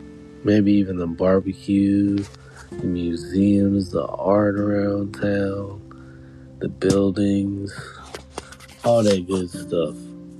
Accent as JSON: {"language": "English", "town": "St. Louis", "region": "Missouri", "country": "United States", "tie": "born or raised there", "said": "born and raised. I grew up in St. Louis, Missouri"}